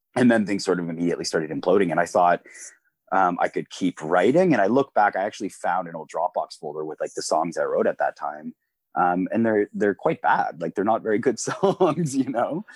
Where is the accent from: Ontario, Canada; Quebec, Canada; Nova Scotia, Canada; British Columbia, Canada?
Ontario, Canada; Peterborough; also born or lived in Kingston area, Ontario; now in Kingston, Canada; I'm originally from Peterborough, Ontario